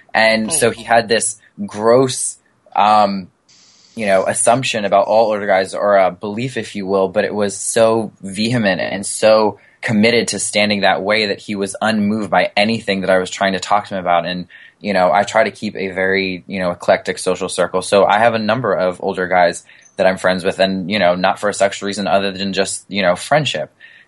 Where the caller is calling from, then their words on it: New York City, New York, United States; East Harlem, New York City.